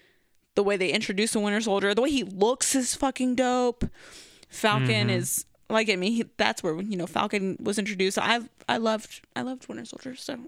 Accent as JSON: {"language": "English", "country": "Philippines", "said": "I'm Filipino. I don't look super Asian, but I look a little bit of something. Islander, I would say."}